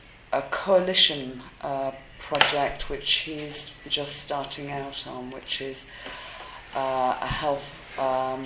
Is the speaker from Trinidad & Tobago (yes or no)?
no; London, United Kingdom; moved away as an adult; now in Uganda; I'm from the UK, from London.